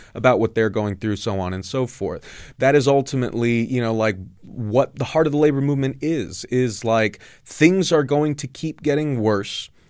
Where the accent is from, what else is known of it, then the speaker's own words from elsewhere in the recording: Southern California, United States; I grew up very conservative in Southern California